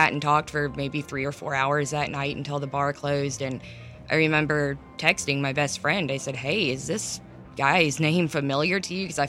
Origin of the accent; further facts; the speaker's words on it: Ellijay, Georgia, United States; I'm from Ellijay, Georgia, so I live in the mountains